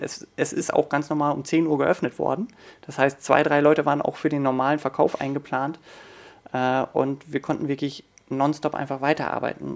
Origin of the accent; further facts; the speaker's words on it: Oldenburg, Lower Saxony, Germany; moved away as an adult; also born or lived in Hanover / Hamburg; ich bin natürlich im Betrieb groß geworden. Wir haben über der Firma auch gewohnt